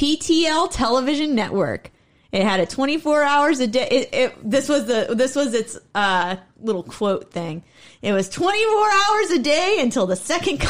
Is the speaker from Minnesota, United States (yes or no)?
no; Akron, Canton area, Ohio, United States; I'm from the Akron, Canton area.